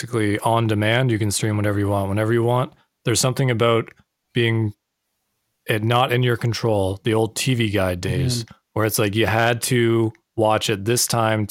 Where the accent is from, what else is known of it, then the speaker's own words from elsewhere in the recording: Canada; we're all Canadian